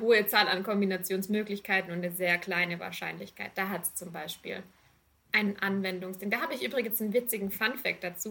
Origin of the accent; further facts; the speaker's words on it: Rottweil, Baden-Württemberg, Germany; Ich komme ursprünglich aus Rottweil.